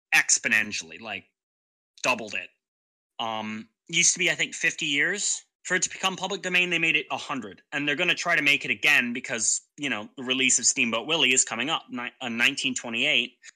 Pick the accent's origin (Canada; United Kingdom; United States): United Kingdom; England; being English, it's my home country